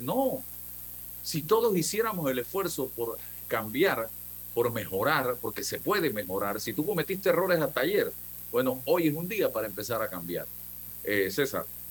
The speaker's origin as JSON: {"language": "Spanish", "country": "Panama", "said": "un país como el nuestro"}